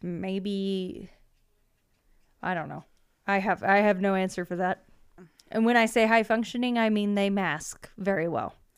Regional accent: Georgia, United States; I'm from Georgia

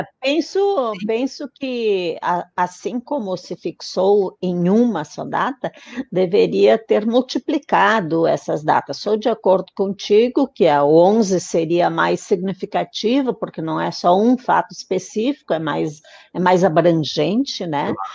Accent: Gaúcho, Rio Grande do Sul, Brazil

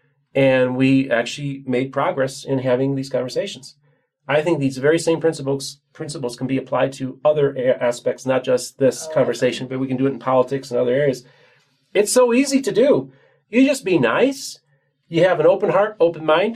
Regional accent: Chicago, Illinois, United States; now in Florida, United States; I'm originally from Chicago, but from Florida

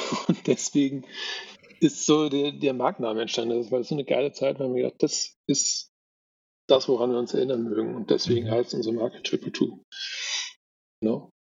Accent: Bonn, North Rhine-Westphalia, Germany; moved away; ich komme ja eigentlich aus NRW, aus Bonn

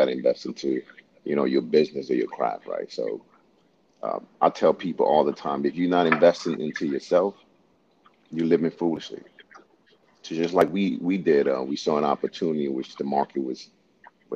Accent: Honduras; now in South Korea; I was born in Honduras, Central America

